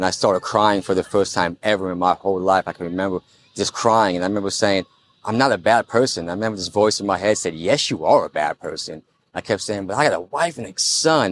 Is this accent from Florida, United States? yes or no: yes; Florida, United States; I'm from Florida.